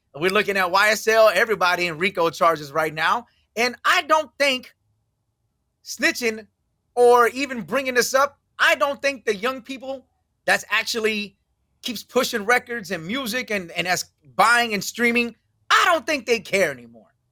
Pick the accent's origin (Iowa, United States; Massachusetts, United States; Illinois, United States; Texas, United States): Texas, United States; Houston; moved away; I'm from Houston originally